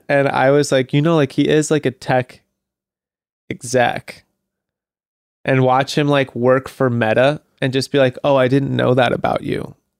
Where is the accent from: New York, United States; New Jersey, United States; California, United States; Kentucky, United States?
California, United States; Santa Monica; my hometown